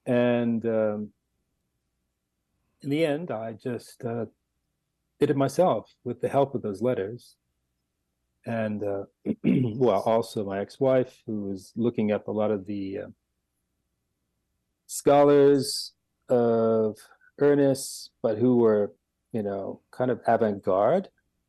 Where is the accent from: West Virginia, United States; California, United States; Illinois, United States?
California, United States; Los Angeles; And I come from Los Angeles.